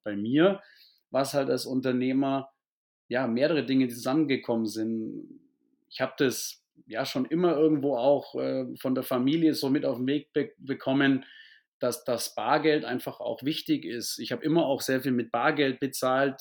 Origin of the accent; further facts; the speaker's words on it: near Augsburg, Bavaria, Germany; bin in der Nähe von Augsburg geboren, aufgewachsen und auch bis heute im Süden sozusagen ansässig, was man auch an meinem Akzent sicherlich hören wird